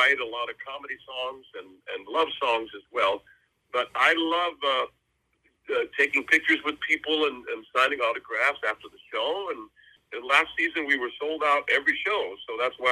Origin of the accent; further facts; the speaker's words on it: New England, United States; moved away; I grew up in New England, so I'm kind of getting back to my roots.